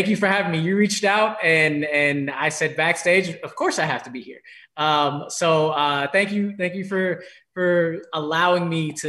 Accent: New York, United States; also born or lived in Los Angeles / Washington, D.C. / Chicago / Ohio; I'm originally from New York. I'm a diehard, unfortunate, but this year kind of okay Knicks fan.

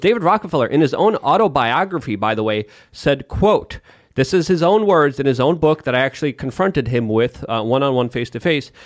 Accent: Poland; moved away; I'm from Poland. I love my country

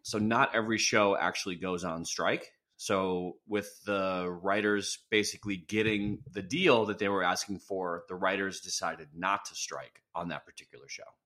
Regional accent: Wisconsin, United States; now in California, United States; I'm from Wisconsin.

